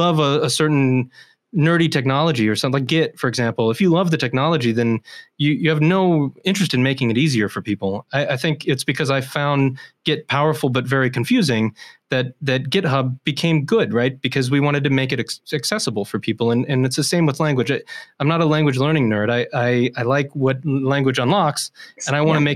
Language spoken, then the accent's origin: English; United States; first language English; I figured as an American, it would be roughly as difficult to learn German and French.